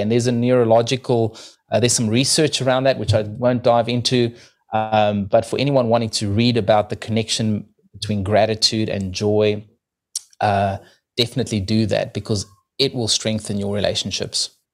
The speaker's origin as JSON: {"language": "English", "country": "South Africa", "moved": "yes", "lives_now": "New Zealand"}